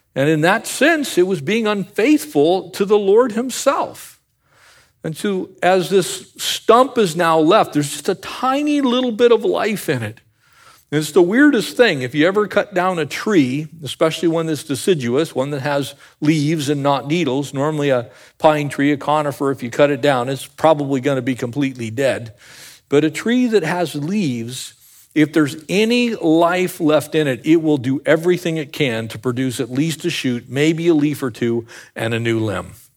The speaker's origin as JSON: {"language": "English", "town": "Escondido", "region": "California", "country": "United States", "tie": "born or raised there", "said": "I grew up in the avocado capital of the world. I was born in Escondido, California"}